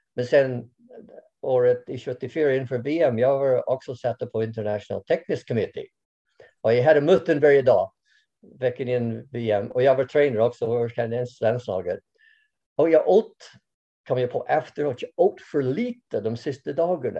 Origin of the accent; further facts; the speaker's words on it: Canada; Swedish is a second language; moved away as an adult; now in Sweden; Jag kommer från Kanada från början